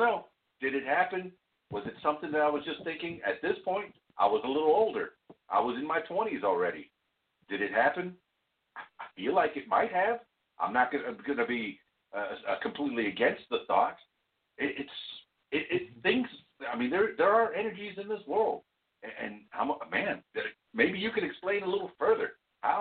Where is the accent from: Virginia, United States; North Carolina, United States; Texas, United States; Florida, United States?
Florida, United States; Florida Keys, United States; now in Central Arkansas, United States; I grew up in South Florida, in the Florida Keys, and I'm half Cuban